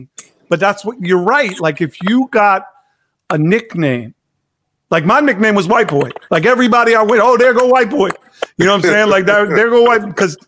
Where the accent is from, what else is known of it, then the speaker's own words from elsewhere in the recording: New York City, New York, United States; as a kid growing up in New York